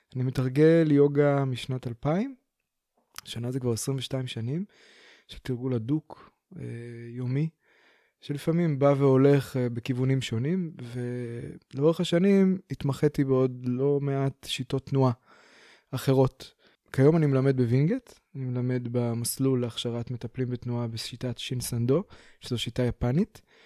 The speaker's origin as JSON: {"language": "Hebrew", "town": "Beersheba", "region": "Southern District", "country": "Israel", "moved": "yes", "lives_now": "Pardes Hanna, Israel", "said": "אני בכלל מגיע מהדרום, אני באר שבעי"}